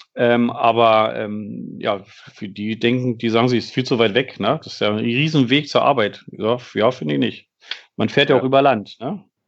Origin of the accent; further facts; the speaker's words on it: Berlin, Germany; now in Bielefeld, Germany; als Berliner